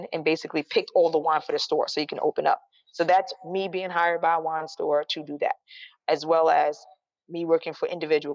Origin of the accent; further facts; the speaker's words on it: New York City, New York, United States; being a New Yorker